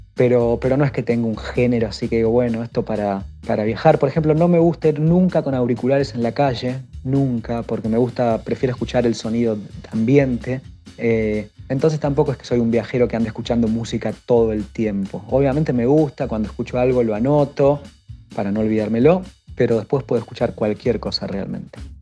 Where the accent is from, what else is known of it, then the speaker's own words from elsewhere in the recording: Argentina; por ser argentino, siempre decir que, que soy del país de Messi y Maradona